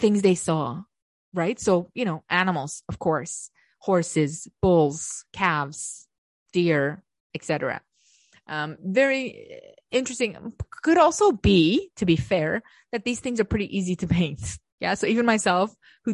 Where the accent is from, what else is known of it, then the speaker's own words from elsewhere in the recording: Canada; I know I'm Canadian.